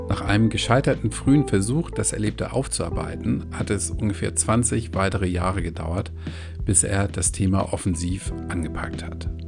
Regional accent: Hamburg, Germany; Ich hoffe, ihr könnt mich als Hamburger trotzdem gut verstehen.

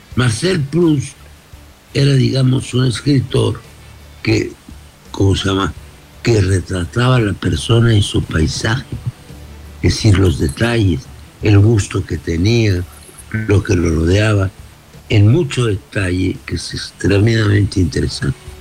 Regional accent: Mexico; somos todos los mexicanos

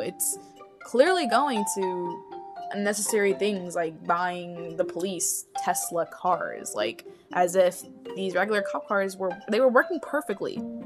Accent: Florida, United States; I was born in Florida, so I'm a natural born citizen

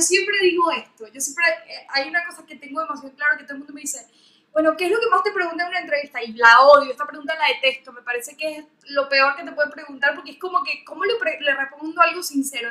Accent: Venezuela; now in Argentina; yo soy venezolana

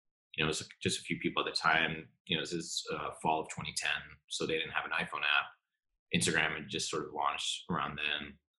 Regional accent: Singapore; also born or lived in New York, United States; I ended up growing up mostly abroad in Singapore, which is where my parents are still

